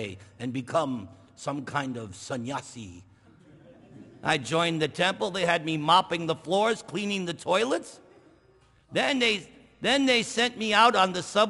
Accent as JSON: {"language": "English", "region": "New York", "country": "United States", "said": "I'm from New York."}